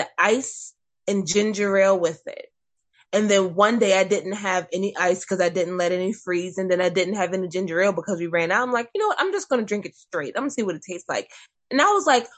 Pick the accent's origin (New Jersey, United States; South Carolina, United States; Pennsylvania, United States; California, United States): South Carolina, United States; McClellanville; also born or lived in Mount Pleasant, South Carolina / North Charleston, South Carolina / Summerville, South Carolina; I have grown up in McClellanville my entire life